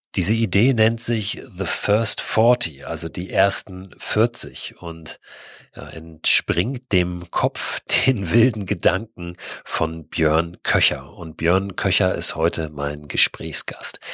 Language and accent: German; Hamburg, Germany; wir Hamburger sind ja, also ich bin in der Nähe von Hamburg auch groß geworden